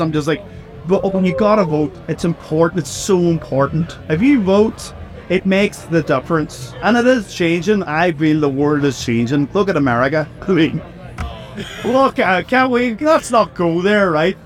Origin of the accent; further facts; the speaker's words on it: Northern Ireland, United Kingdom; we're from Northern Ireland, and Northern Ireland is a very difficult place to grow up